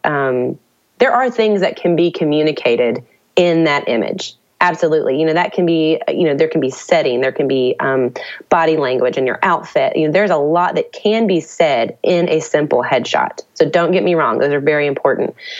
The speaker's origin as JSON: {"language": "English", "town": "Nashville", "region": "Tennessee", "country": "United States", "tie": "born or raised there", "said": "I grew up in Nashville"}